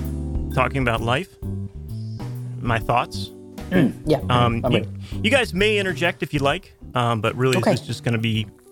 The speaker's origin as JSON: {"language": "English", "country": "United States", "said": "I'm an American, so I do say Southampton."}